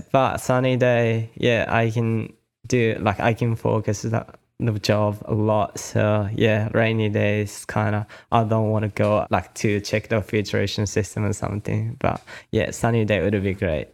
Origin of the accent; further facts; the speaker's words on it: Kanagawa, Japan; also born or lived in Australia; my hometown is called Shonan